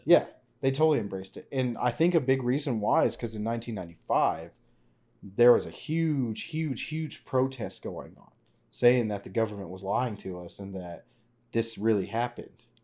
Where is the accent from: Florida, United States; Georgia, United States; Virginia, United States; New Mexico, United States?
New Mexico, United States; Roswell; I was born in Roswell, nineteen ninety-four.